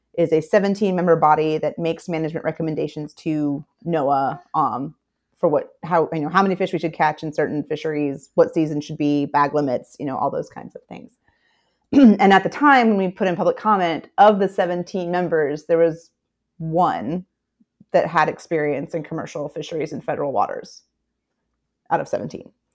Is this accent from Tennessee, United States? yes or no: yes; Memphis, Tennessee, United States; moved away as an adult; also born or lived in St. Petersburg, Florida / Chattanooga, Tennessee / New Orleans, Louisiana; I was born and raised in Memphis, Tennessee, so I'm an inland girl